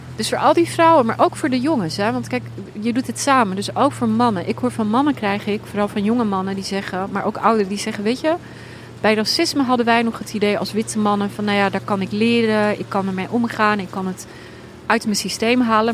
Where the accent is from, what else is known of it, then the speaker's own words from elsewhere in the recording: Netherlands; ik ben opgegroeid in Nederland